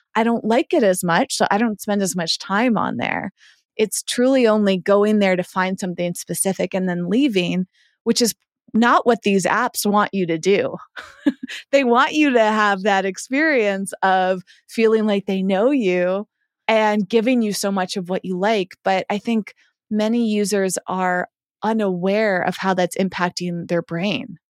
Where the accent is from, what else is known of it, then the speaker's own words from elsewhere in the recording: Massachusetts, United States; moved away; I grew up in Massachusetts